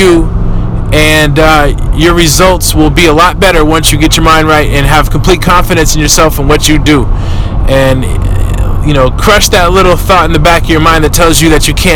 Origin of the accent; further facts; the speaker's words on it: Oakland, California, United States; I'm from East Oakland. I grew up, you know, the way people in Oakland grow up